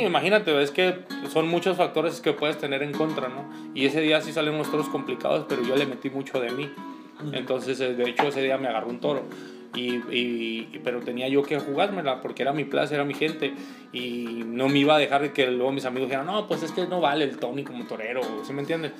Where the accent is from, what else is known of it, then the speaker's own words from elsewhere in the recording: Ciudad Juárez / Chihuahua, Mexico; es en mi tierra